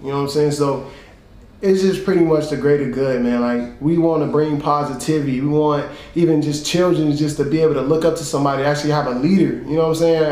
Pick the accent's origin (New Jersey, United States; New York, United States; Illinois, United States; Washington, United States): Illinois, United States; Chicago; I'm from Chicago, Illinois, South Side, man. Born and raised